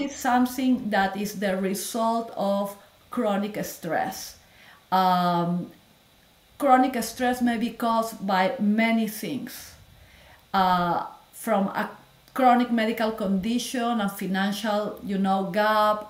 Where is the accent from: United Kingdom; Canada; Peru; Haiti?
Peru; moved away as an adult; also born or lived in Lima / Miami; now in United States; I am from Peru. I am a Latin girl. I grew oh. up there.